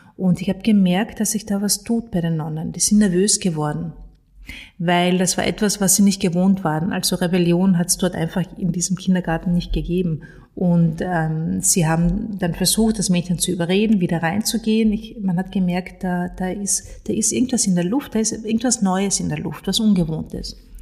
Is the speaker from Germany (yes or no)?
no; Carinthia, Austria; ich bin in Kärnten aufgewachsen, im Süden von Österreich